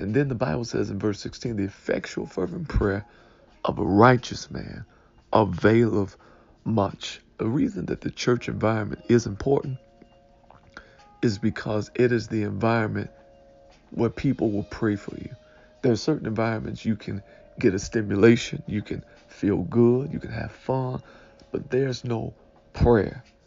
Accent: Detroit, Michigan, United States; I was raised in Detroit, right by Seven Mile and uh, Lasser

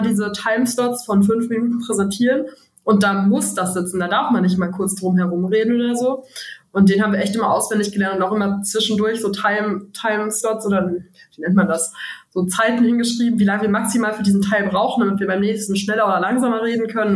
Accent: Frechen, North Rhine-Westphalia, Germany; Bertha und ich haben uns in der fünften Klasse kennengelernt, auf dem Gymnasium in Frechen

